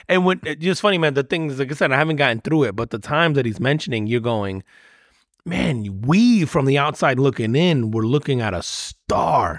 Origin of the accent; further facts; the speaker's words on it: Northeast, United States; growing up in the Northeast